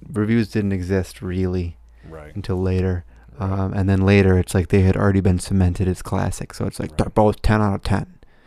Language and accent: English; United States; we're American